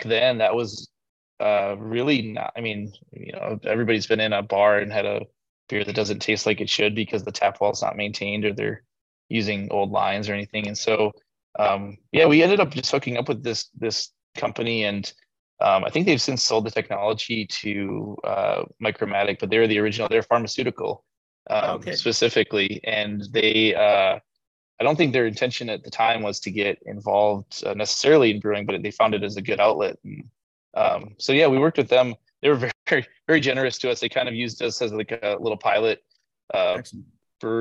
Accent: Minnesota, United States; now in Austin, United States; I'm from Minnesota

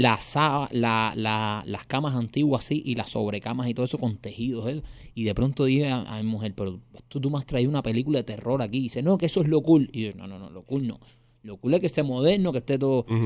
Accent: Miami, Florida, United States; nosotros somos latinos y somos de Miami

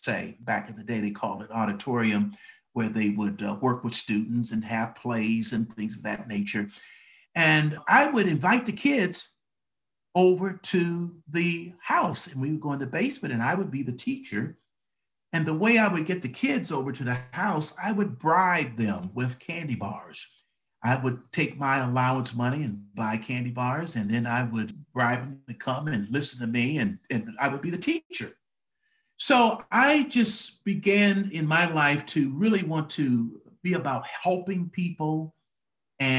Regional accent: Detroit, Michigan, United States; moved away as an adult; now in Atlanta, United States; I grew up in Detroit, Michigan, the Motor City, Motown. That's where I grew up

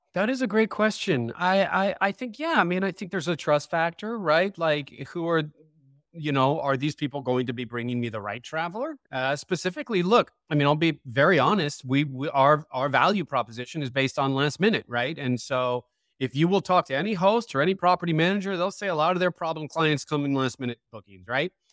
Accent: San Francisco, California, United States; born and raised in San Francisco

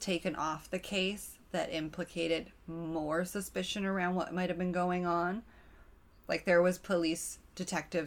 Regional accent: Canada; We're Canadian.

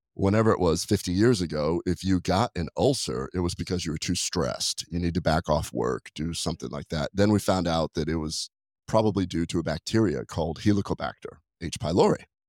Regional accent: Nebraska, United States; moved away; I was raised in Nebraska

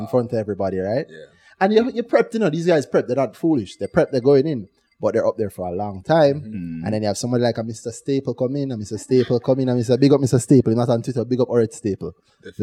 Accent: Jamaica; Growing up in Jamaica

